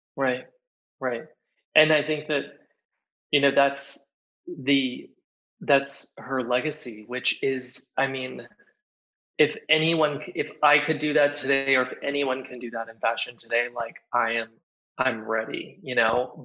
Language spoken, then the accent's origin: English; Plano, Texas, United States; moved away as an adult; also born or lived in New York; now in Paris, France; being from Plano, Texas, being an American